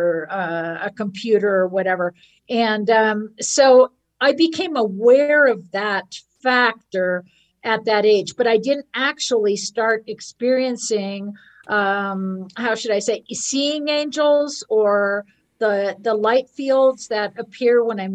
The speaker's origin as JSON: {"language": "English", "area": "Marin County", "region": "California", "country": "United States", "tie": "born or raised there", "said": "I grew up in Marin County"}